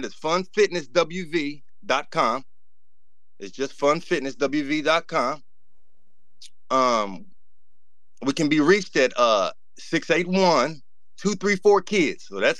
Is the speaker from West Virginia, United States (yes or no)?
yes; Kanawha County, West Virginia, United States; I'm from Kanawha County, and I consider myself a hustler, so it was cool, and I feel at home.